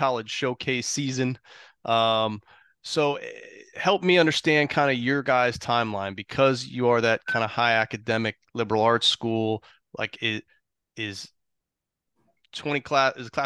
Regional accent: Arlington, Virginia, United States; a girl from my hometown. And actually, I used to run the Arlington Soccer Association

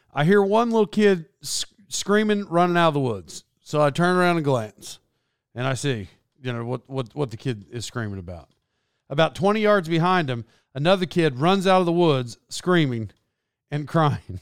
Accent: Locust Grove, United States; moved away; I'm from Locust Grove originally

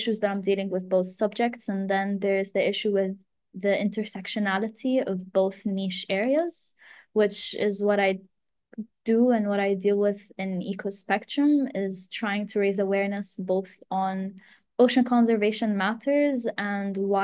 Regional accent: Abu Dhabi, United Arab Emirates; also born or lived in Glasgow; now in Egypt; I'm Egyptian, but was born and raised in the United Arab Emirates, specifically in Abu Dhabi.

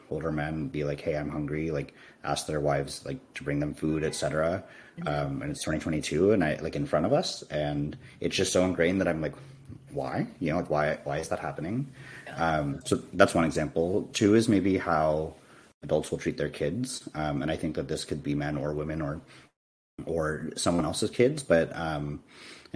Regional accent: United States; I identify as Indian American

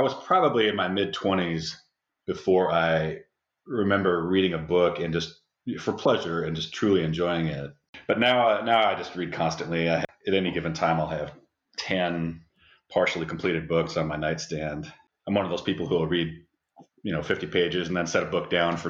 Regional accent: Seattle, Washington, United States; moved away as an adult; now in Louisville, United States; I grew up in the Pacific Northwest and stayed there for college and grad school

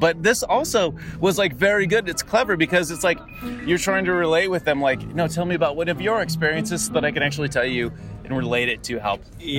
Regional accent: Nebraska, United States; also born or lived in Los Angeles; now in Austin, United States; I grew up in Nebraska

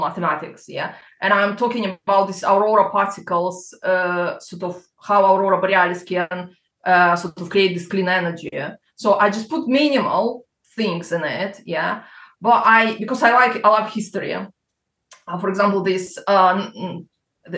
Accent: Crimea, Ukraine; accent: Russian; English is a second language; moved away as an adult; also born or lived in Belarus / England; now in United Kingdom; Then I was 6. We moved to Crimea, which was part of Ukraine.

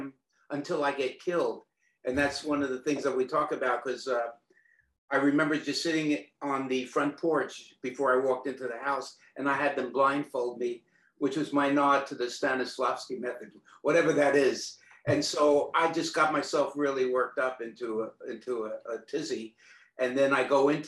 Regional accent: New York City, New York, United States; moved away as an adult; now in Austin, United States; growing up in New York

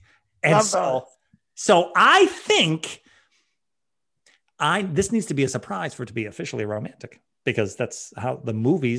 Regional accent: Ireland; as an Irishman, the emotional pain of seeing that much disrespect shown to a potato

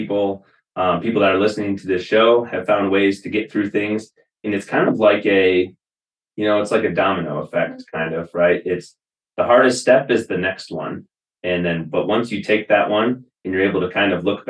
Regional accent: Wisconsin, United States; moved away as an adult; I spent the majority of my life until I was 25 years old in Wisconsin

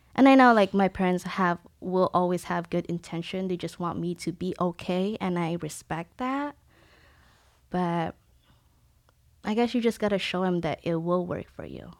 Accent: Philippines; born or raised there; now in San Diego, United States

